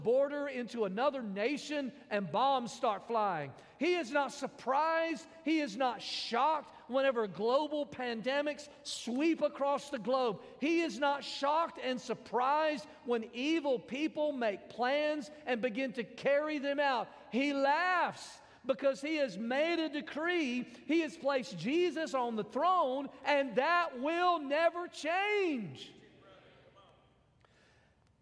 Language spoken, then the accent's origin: English; Mississippi, United States; now in Cookeville, United States; I am from Mississippi